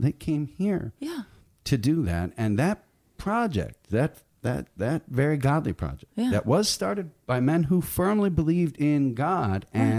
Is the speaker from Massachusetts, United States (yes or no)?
no; Chicago, Illinois, United States; now in Indianapolis, United States; Oh, well, I'm from not far. I grew up in Chicago.